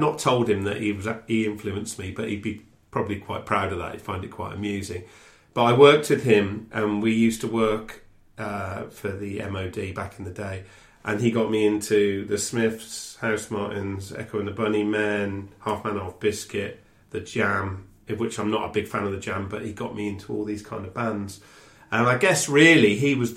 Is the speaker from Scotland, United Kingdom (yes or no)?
no; Telford, West Midlands, United Kingdom; now in Reading, United Kingdom; where I grew up in Telford